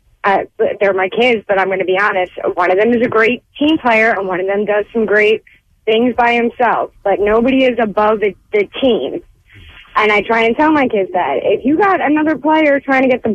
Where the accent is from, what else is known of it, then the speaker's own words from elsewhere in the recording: Philadelphia, Pennsylvania, United States; I'm from South Philly. Grew up there my whole life.